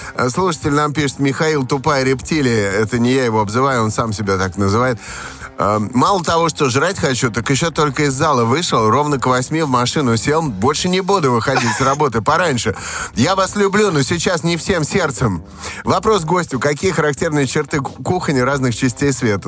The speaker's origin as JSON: {"language": "Russian", "region": "Saint Petersburg", "country": "Russia", "tie": "born or raised there", "also_born_or_lived": "Saratov", "said": "у меня в детстве прошло в Санкт-Петербурге и в Саратове."}